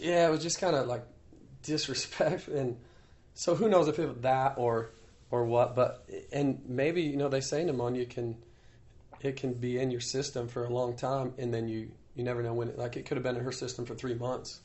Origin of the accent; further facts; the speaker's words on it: Iowa, United States; moved away as an adult; also born or lived in North Carolina; the town that I grew up in, in Iowa